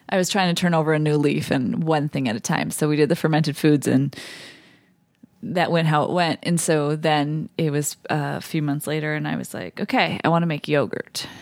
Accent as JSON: {"language": "English", "region": "Midwest", "country": "United States", "said": "me being a Midwesterner"}